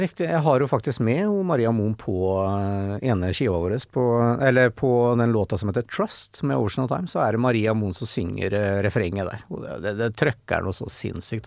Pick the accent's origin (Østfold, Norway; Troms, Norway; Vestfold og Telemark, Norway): Østfold, Norway; Fredrikstad; de fra Trosvik, der jeg bodde